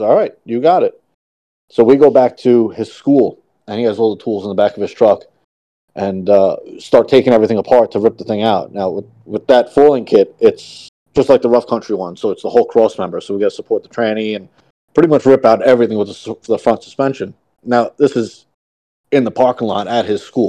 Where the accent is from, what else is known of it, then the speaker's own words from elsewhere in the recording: New York, United States; I'm from New York.